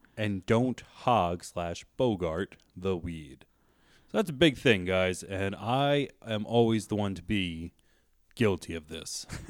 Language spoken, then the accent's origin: English; New Jersey, United States; moved away; I am from New Jersey originally